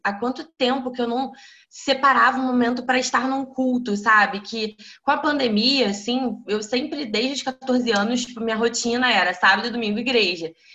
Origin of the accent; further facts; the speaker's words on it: Niterói, Rio de Janeiro, Brazil; moved away; eu sou de Niterói